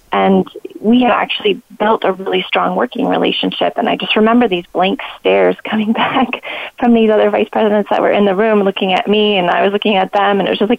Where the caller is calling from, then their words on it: Philadelphia, Pennsylvania, United States; So today, normally I'm calling from the Philadelphia area.